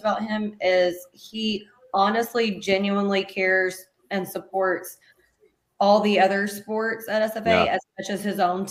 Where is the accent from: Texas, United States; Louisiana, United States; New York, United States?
Texas, United States; East; I'm from East Texas